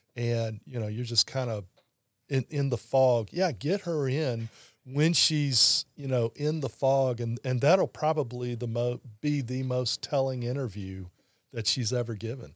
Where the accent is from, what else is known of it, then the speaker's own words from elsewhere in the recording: Baton Rouge, Louisiana, United States; born and raised in Baton Rouge